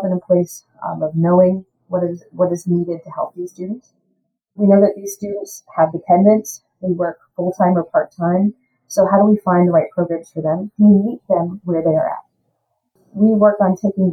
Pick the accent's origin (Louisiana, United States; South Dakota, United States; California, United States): Louisiana, United States; also born or lived in Austin, Texas; now in Houston, United States; I'm from Louisiana